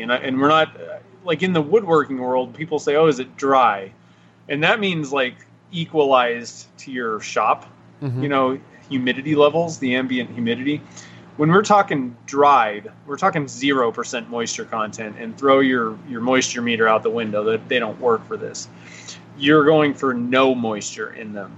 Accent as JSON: {"language": "English", "region": "Nevada", "country": "United States", "said": "I'm from Nevada."}